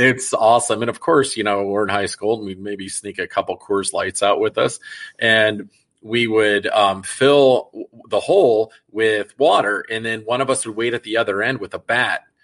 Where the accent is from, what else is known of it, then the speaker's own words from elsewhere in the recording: Des Moines, Iowa, United States; I grew up in Des Moines